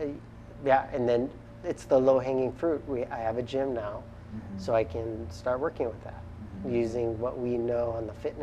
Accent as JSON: {"language": "English", "area": "Kauai", "region": "Hawaii", "country": "United States", "said": "we're also from Kauai"}